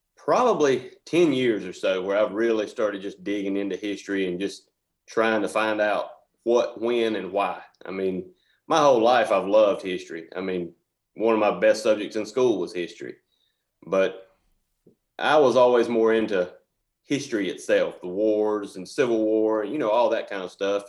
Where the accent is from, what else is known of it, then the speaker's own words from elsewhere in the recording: Reynolds, Georgia, United States; I was born and raised in Reynolds, and I lived over on Calhoun Street.